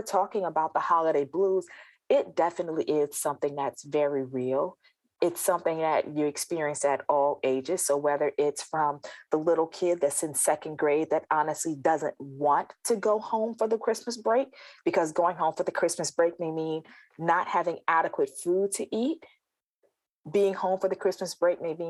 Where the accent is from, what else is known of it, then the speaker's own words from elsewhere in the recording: South Carolina, United States; I think back to my holidays growing up, and I'm originally from South Carolina